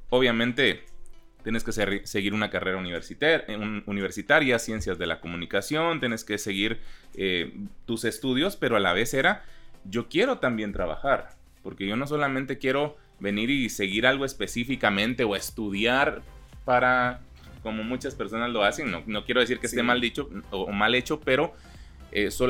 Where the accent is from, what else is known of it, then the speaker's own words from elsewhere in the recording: Chiquimula, Guatemala; born there; Em, pero yo nací en Chiquimula